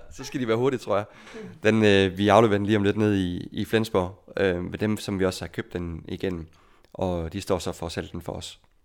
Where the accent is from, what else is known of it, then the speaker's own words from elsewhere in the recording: Denmark; moved away as an adult; som dansker